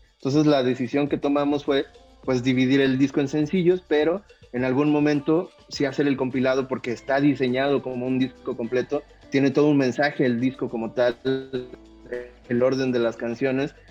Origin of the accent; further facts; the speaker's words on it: Veracruz, Mexico; aunque somos de Veracruz, eh, nosotros estamos en la zona montañosa